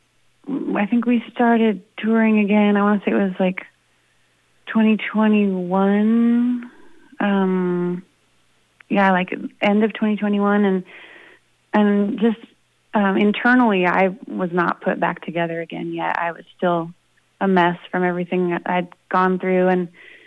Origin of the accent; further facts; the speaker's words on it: Idaho, United States; also born or lived in Boston; now in Boise, United States; I'm from Idaho originally